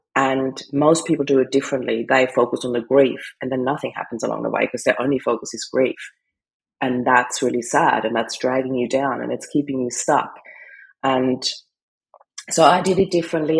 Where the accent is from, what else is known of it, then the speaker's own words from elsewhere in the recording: Austria; moved away; I come from Austria